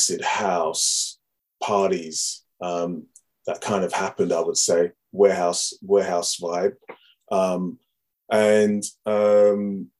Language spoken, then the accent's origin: English; Harrow, London, United Kingdom; Grew up in Harrow. I grew up in a town called Harrow